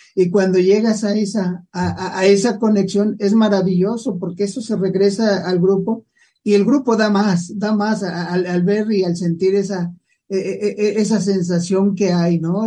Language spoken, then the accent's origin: Spanish; Mexico; aquí en México decimos los caminos se olvidan, pero la querencia nunca